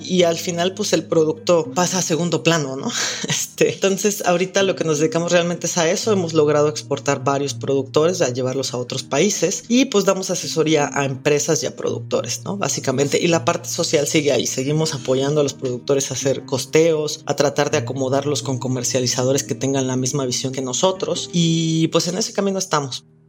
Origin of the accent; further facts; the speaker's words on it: Oaxaca, Mexico; soy oaxaqueña